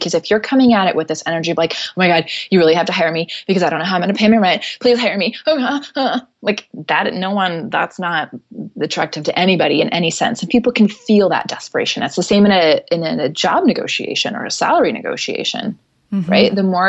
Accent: Tokyo, Japan; the reason I grew up in Tokyo is because my parents are Christian missionaries.

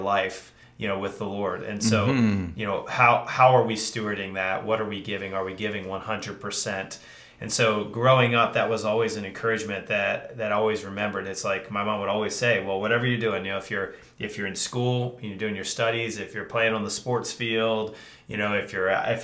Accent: Lancaster County, Pennsylvania, United States; also born or lived in Colorado; Yeah, I grew up in this county

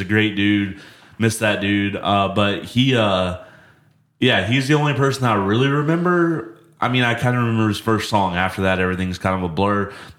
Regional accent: south Alabama, United States; I'm from the south part of the state.

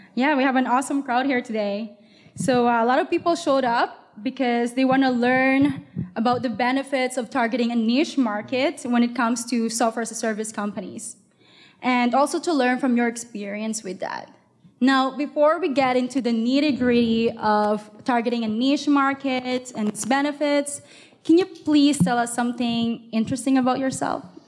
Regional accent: Montreal, Quebec, Canada; moved away as an adult; now in Toronto, Canada; I had to learn how to speak French growing up in Montreal.

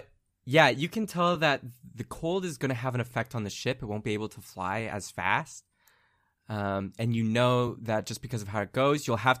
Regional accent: Canada; Yeah, we're Canadian.

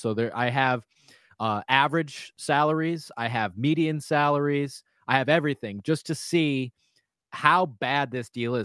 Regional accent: Minneapolis, Minnesota, United States; also born or lived in Golden Valley, Minnesota / Wayzata, Minnesota / Mound, Minnesota; I was born in Minneapolis.

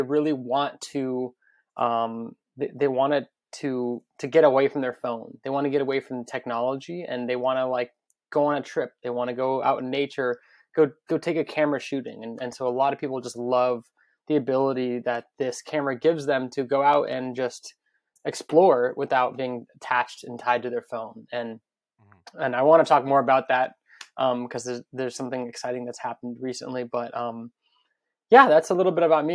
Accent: Las Vegas, Nevada, United States; now in Brooklyn, United States; I grew up in Las Vegas.

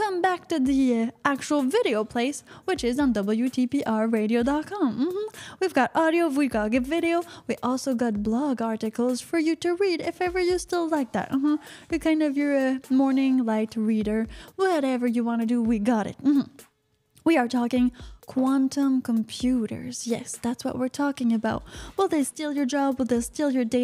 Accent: Canada; I am from Canada

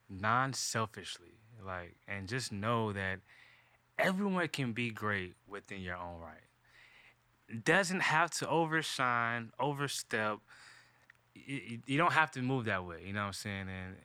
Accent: the South, United States; because I am from the South.

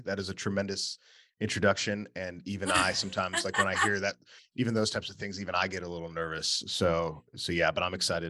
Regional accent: Wheaton, Illinois, United States; I grew up in Wheaton, Illinois, right outside Chicago, and my family was not Christian.

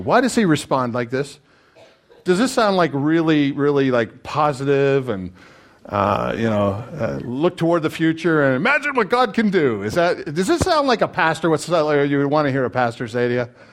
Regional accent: Canada; As a Canadian

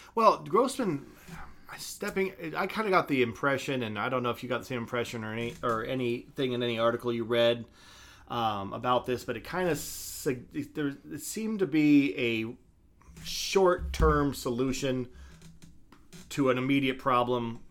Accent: Idaho, United States; my home state

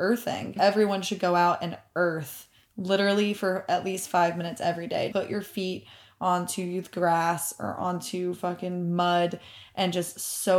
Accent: the South, United States; moved away; I am from the South

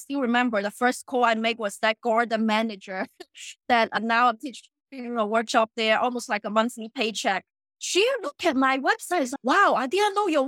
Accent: China; moved away; I grew up in China.

